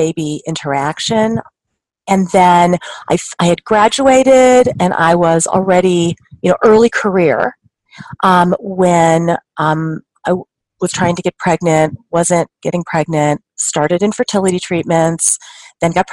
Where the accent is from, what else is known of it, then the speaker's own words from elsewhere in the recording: Denver, Colorado, United States; now in Chicago, United States; I am from Denver, born and raised, and I'm calling from Chicago, where I currently live and where I practice